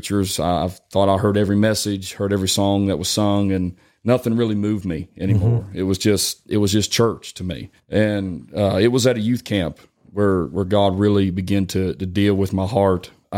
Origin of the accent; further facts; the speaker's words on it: West Virginia, United States; I'm from West Virginia.